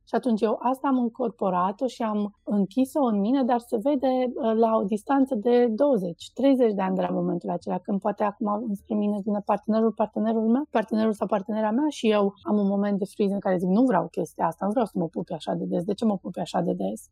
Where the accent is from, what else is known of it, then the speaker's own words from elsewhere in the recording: Cluj-Napoca, Cluj County, Romania; poate în Cluj-Napoca, de unde sunt eu, unde noi suntem așa, un pic mai uh, lenți și ardeleni